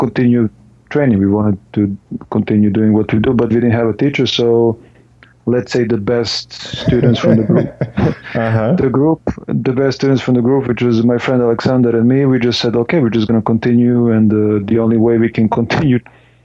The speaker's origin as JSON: {"language": "English", "country": "Serbia", "tie": "born or raised there", "moved": "as an adult", "lives_now": "Estonia", "said": "since I moved away from Serbia, where I was born"}